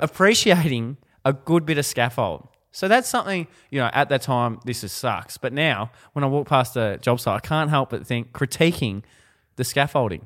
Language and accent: English; Ballarat, Victoria, Australia; moved away; I'm a boy from Ballarat